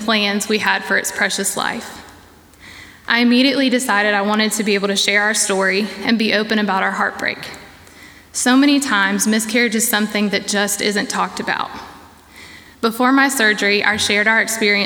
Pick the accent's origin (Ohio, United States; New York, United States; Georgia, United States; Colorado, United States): Georgia, United States; Savannah; moved away as an adult; now in Boiling Springs, United States; I'm originally from Savannah, Georgia